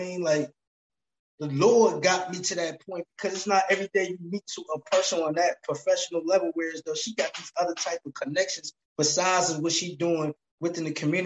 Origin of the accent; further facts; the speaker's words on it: New Jersey, United States; I'm from Jersey